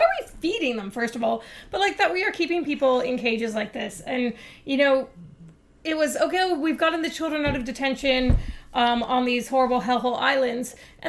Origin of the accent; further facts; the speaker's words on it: Canada; moved away as an adult; by the fact I was born in Canada, by the fact I was born white